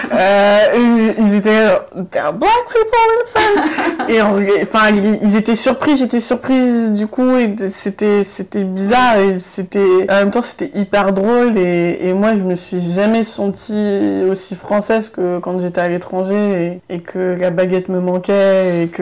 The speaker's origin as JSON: {"language": "French", "country": "Germany", "second_language": "French", "said": "ben voilà moi je viens de d'Allemagne donc il y avait des étudiants qui venaient d'Allemagne"}